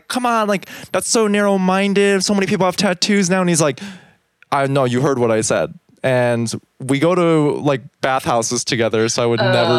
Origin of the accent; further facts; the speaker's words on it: United States; born there; And I was born in America, like your older brother.